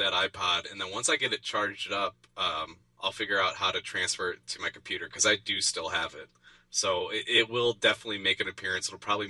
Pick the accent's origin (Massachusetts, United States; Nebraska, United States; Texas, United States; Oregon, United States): Oregon, United States